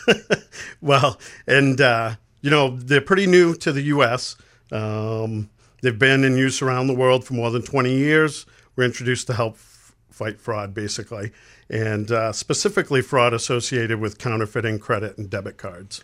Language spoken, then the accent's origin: English; Lewiston, Maine, United States; born and raised in Lewiston, Maine